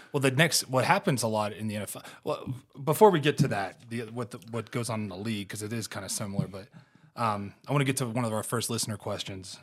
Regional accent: Ohio, United States; moved away; growing up in Ohio

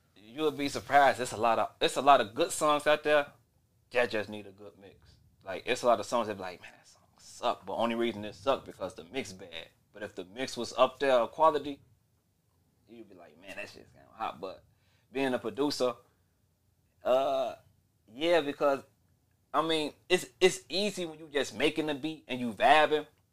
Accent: Chicago, Illinois, United States; I was from the West Side.

